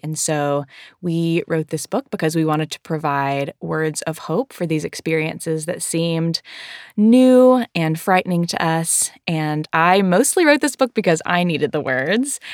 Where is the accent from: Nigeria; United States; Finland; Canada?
United States; the South; I am from the South